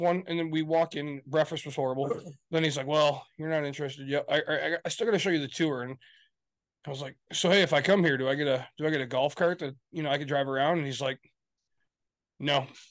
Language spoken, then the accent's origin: English; Michigan, United States; We're from Michigan